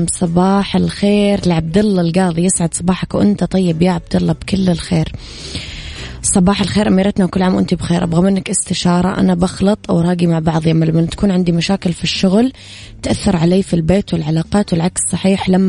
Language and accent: Arabic; Najran, Najran Province, Saudi Arabia; العيد المقبل إن شاء الله نبيك تعيدين عندنا بنجران عشان يصير العيد عيدين